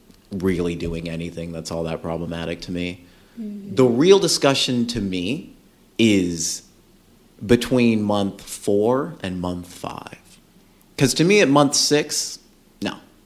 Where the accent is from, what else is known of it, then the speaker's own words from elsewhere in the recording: Georgia, United States; now in California, United States; we're from Georgia.